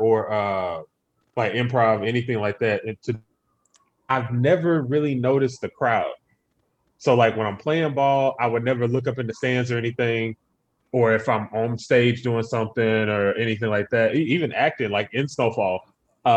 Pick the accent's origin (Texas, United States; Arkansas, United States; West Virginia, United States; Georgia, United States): Texas, United States; Humble; I'm from Humble, which is just outside of Houston